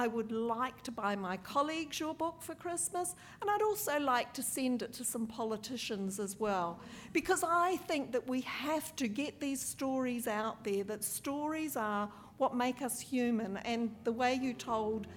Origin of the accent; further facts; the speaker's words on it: New Zealand; now in Australia; I'm a New Zealander, a displaced person really here in Australia